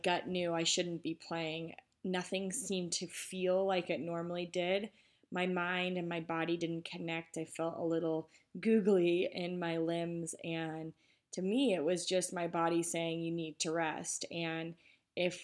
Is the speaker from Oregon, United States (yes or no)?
no; Colorado, United States; I grew up in Colorado playing for the Colorado Rush Soccer Club